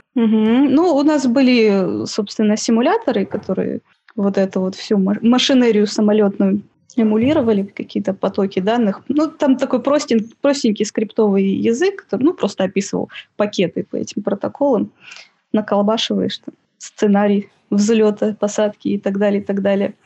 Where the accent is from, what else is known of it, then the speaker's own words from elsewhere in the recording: Siberia, Russia; moved away as an adult; also born or lived in Novosibirsk; now in Saint Petersburg, Russia; я из Сибири, училась в Новосибирске